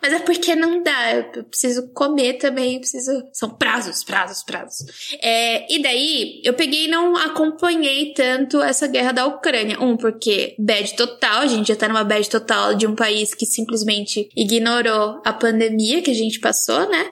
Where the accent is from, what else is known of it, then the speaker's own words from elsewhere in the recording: Baixada Santista, São Paulo, Brazil; now in Campinas, Brazil; sou da Baixada Santista